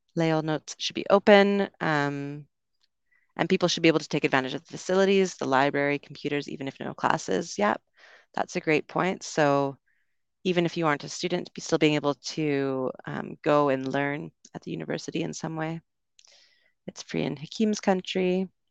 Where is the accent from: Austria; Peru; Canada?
Canada; moved away as an adult; also born or lived in United Kingdom; growing up in Canada